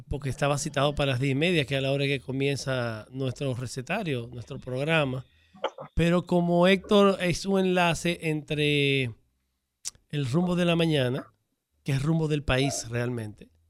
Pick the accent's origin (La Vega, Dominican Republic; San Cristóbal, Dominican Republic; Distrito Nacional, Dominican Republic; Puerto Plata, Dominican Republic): Distrito Nacional, Dominican Republic; Santo Domingo; Yo nací por Roy en la capital.